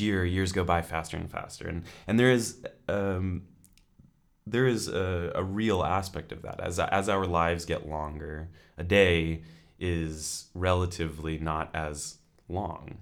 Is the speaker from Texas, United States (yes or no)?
no; California, United States; moved away as an adult; now in Edinburgh, United Kingdom; I'm originally from California